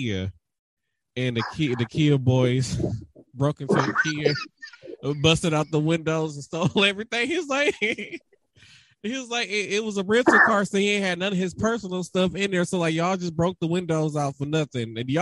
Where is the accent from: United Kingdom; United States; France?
United States; Milwaukee, Wisconsin; I'm from Milwaukee